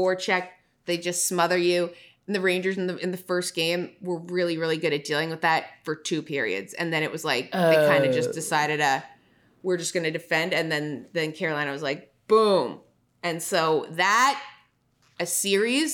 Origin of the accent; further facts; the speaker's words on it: Toronto, Ontario, Canada; I'm from Toronto.